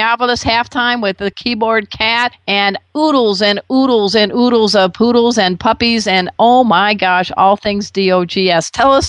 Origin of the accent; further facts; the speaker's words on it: Chicago, Illinois, United States; I grew up in Chicago